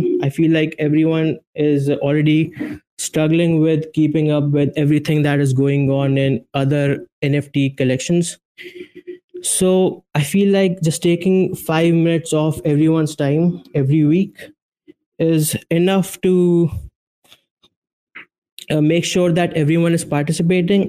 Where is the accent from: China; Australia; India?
India; I'm from India